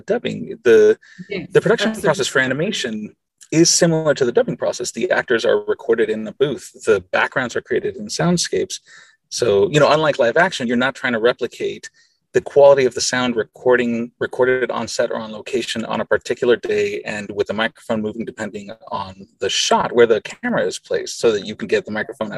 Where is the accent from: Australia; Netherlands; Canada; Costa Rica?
Costa Rica; first language Spanish; English is a second language; I grew up in Costa Rica, and I didn't become fluent in English until I was 10. And I was certainly, I did not speak any English before age 8.